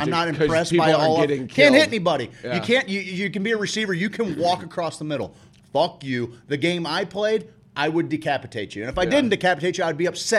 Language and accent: English; St. Louis, Missouri, United States; Growing up in St. Louis